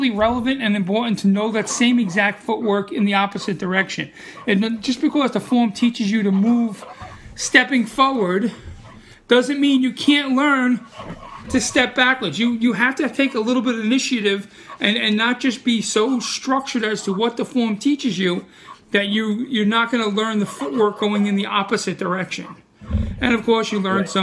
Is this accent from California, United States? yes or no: no; New York City, New York, United States; accent: Brooklyn; I'm from Brooklyn